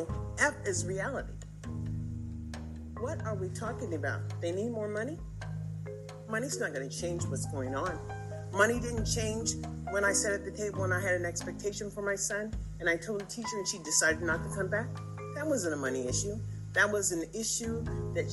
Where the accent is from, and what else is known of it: United States